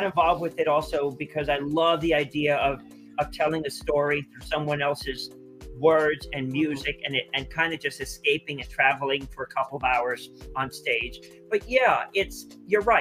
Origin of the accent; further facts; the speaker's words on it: Teaneck, New Jersey, United States; growing up in Teaneck